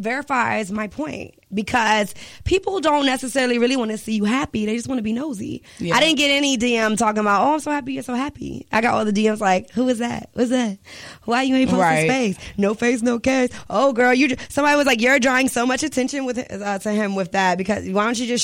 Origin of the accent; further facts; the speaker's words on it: Richmond, United States; I'm still from Richmond